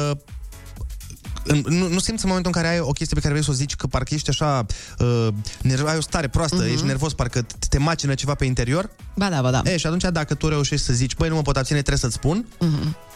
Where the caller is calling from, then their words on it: Lupen, Hunedoara County, Romania; din Lupen, v-am salutat.